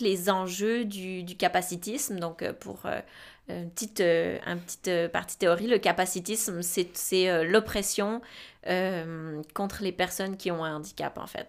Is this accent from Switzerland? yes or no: yes; Romandy, Switzerland; moved away as an adult; now in Quebec, Canada; je suis née en Suisse. Euh, j'ai fait en Suisse un, bac en travail social